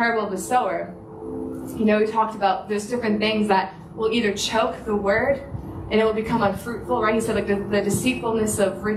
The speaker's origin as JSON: {"language": "English", "country": "Canada", "moved": "as an adult", "lives_now": "Sunshine Coast, Australia", "said": "I'm Canadian"}